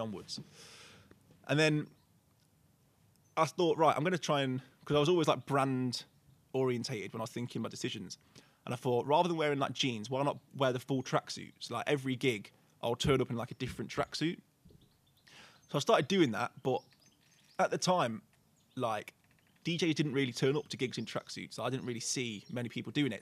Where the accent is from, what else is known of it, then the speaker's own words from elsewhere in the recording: Burton upon Trent, West Midlands, United Kingdom; I live in Stretton, so like I've lived there my whole life